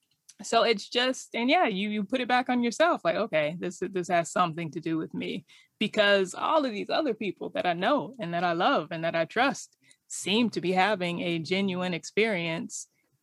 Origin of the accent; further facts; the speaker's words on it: Riverside, California, United States; Riverside, California.